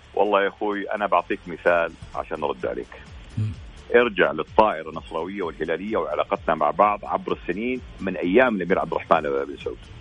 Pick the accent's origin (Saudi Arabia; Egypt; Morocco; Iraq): Saudi Arabia